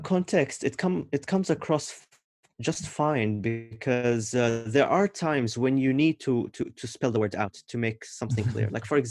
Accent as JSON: {"language": "English", "country": "Oman", "said": "When they know that I'm from Oman, they would ask me if I'm Shia or Sunni"}